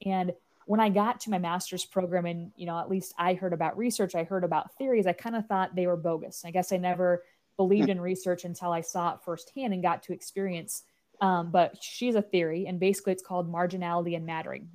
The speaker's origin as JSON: {"language": "English", "region": "Nebraska", "country": "United States", "tie": "born or raised there", "said": "I was born and raised in Nebraska"}